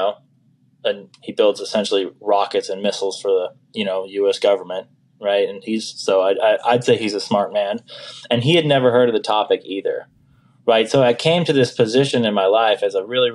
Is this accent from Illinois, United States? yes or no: no; Folsom, California, United States; now in Las Vegas, United States; I was originally from Folsom, El Dorado Hills, California. I currently reside here in Las Vegas, Sin City, Nevada.